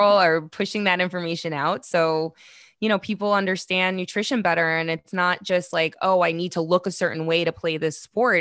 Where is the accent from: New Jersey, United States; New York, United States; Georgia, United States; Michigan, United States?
New York, United States; New York City; I'm from Queens